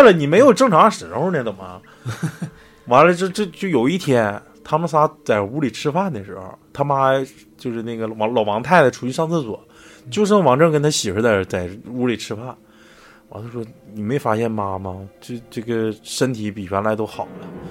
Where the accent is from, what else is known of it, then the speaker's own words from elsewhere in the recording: Northeast China, China; 他就是咱们东北人嘛